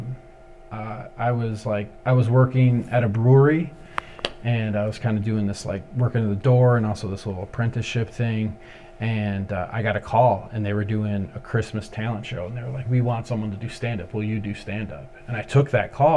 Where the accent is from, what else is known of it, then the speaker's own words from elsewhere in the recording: Ypsilanti, Michigan, United States; also born or lived in Ann Arbor, Michigan; I'm originally from Ypsilanti, Michigan, and I spent a lot of time in Ypsi and Ann Arbor